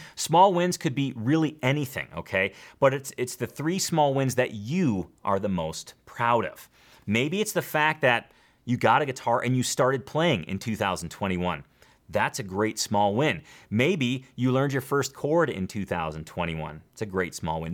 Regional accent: Schaumburg, Illinois, United States; where I grew up in Schaumburg, Illinois

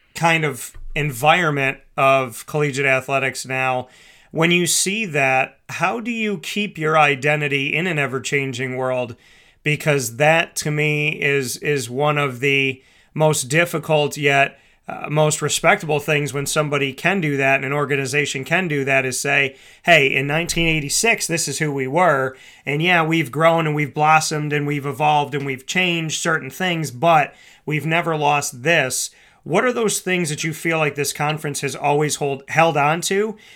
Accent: near Hamilton, New York, United States; Colgate University in Hamilton, New York, very close to my hometown

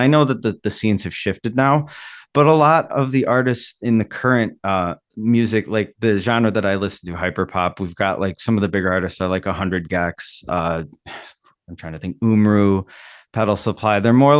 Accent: Milwaukee, Wisconsin, United States; you know, like I'm from Milwaukee. I've been wanting to represent Milwaukee for a while.

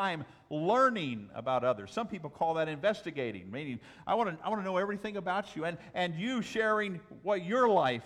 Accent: Southwest, United States; moved away; I'm from the Southwest

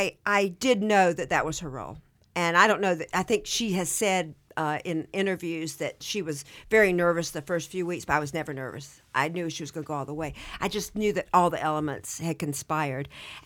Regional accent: the South, United States; I'm from the South, and you know how we are with our brothers.

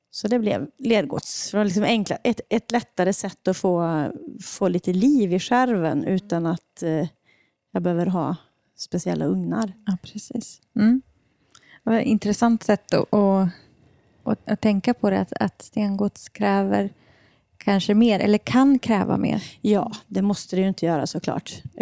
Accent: Hammarö, Värmland, Sweden; also born or lived in Denmark; jag är ju härifrån Värmland jag kommer inte ifrån Deje, utan jag kommer ifrån Hammarö utanför Karlstad.

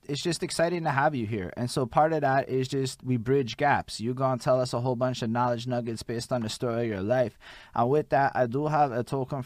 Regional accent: Montreal, Quebec, Canada; accent: Montreal; I'm from Montreal, Quebec

